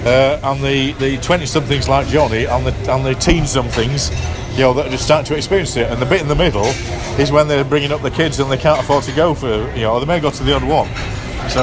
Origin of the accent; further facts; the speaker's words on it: Cumbria, North West England, United Kingdom; We're from Cumbria.